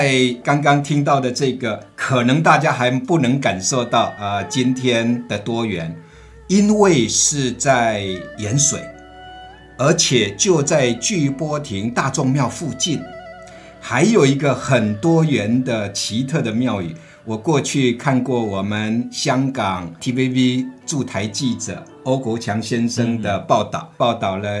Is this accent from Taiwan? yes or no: yes; Lukang, Changhua County, Taiwan; 我的家乡彰化鹿港